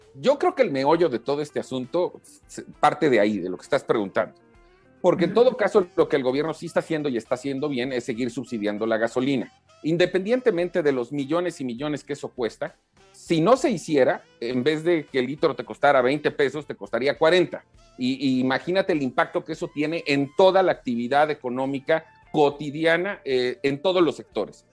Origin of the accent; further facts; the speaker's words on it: Quintana Roo, Mexico; en mi tierra, en Quintana Roo